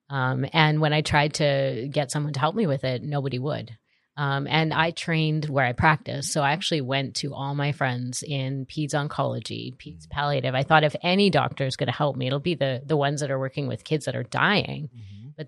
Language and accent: English; Canada; I am from Canada.